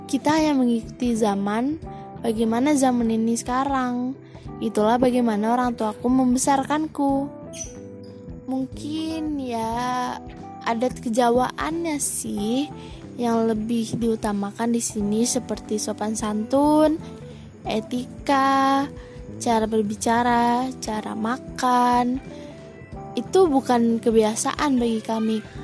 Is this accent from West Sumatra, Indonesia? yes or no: yes; Bukittinggi, West Sumatra, Indonesia; Aku adalah orang Padang dengan campuran Jawa dari ibuku. Ayahku adalah Minang Minang ya Minang kampung lah kita berasal dari Bukit Tinggi